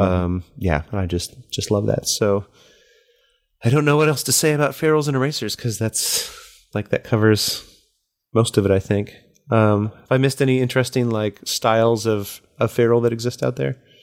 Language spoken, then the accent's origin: English; United States; as an American and as somebody who grew up in the, like, eighties and nineties